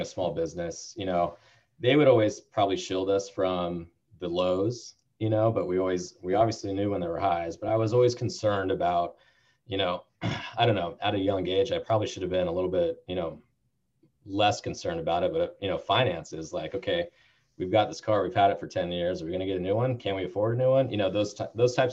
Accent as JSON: {"language": "English", "area": "Bay Area", "region": "California", "country": "United States", "tie": "born or raised there", "also_born_or_lived": "San Diego", "said": "I'm born and raised in the Bay Area"}